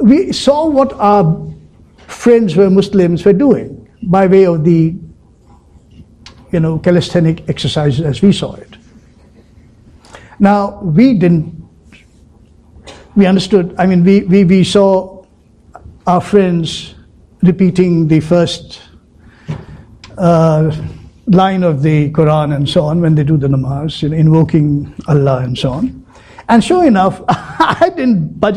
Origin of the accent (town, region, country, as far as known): India